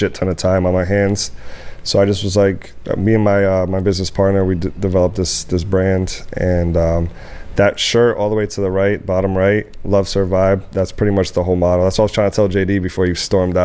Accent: Providence, Rhode Island, United States; also born or lived in Dominican Republic / Atlanta, Georgia; now in Miami, United States; State-wise, I'm from Rhode Island. I'm from Providence, Rhode Island.

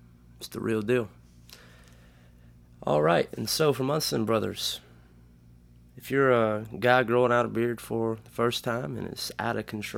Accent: the South, United States; We are from the South, and there's this thing called humidity, and it is the only thing that likes to hang around.

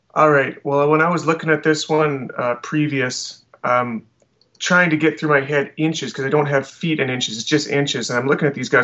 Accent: Alberta, Canada; I'm from Alberta, which is kind of the Canadian Texas

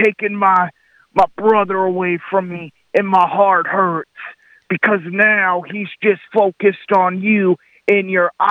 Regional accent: Lubbock, Texas, United States; Well, I tell you … I'm from Lubbock, Texas.

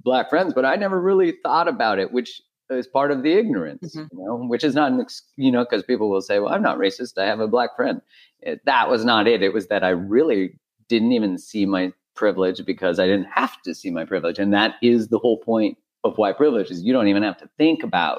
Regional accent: Canada; I'm Canadian

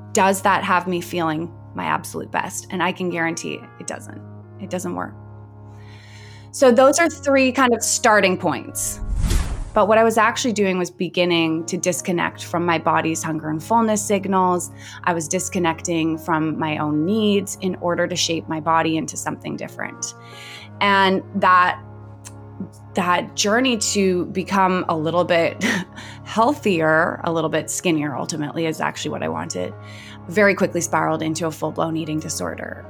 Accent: Vancouver, British Columbia, Canada; I grew up in Vancouver, B C, and I had a very quote unquote normal upbringing.

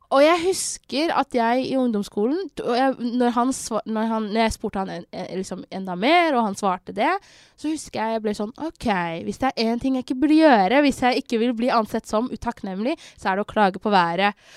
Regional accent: Somalia; now in Norway; jeg er fra Somalia

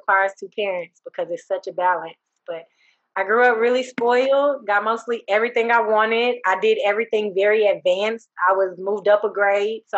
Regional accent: Texas, United States; also born or lived in Houston, Texas / Dallas, Texas; I was born in Jefferson Davis Hospital. Grew up in Heim Clark, right there on Trail Lake

